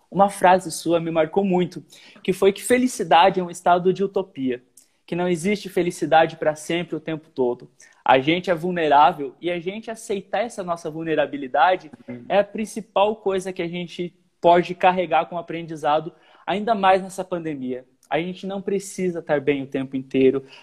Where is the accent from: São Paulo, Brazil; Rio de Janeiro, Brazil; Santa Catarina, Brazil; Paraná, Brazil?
Paraná, Brazil; born there; eu nasci no Paraná, no interior do Paraná. Minha família ou é roqueira, ou é do sertanejão raiz